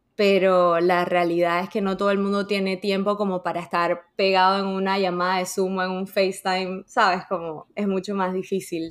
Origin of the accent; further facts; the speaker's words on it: Panama; moved away; also born or lived in Dominican Republic; después nos mudamos y al principio eh, íbamos, o sea, nos mudamos a Panamá